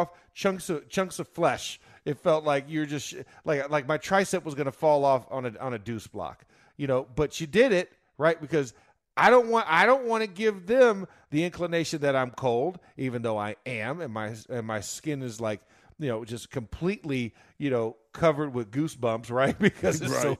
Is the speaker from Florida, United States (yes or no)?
yes; Florida, United States; I'm from Florida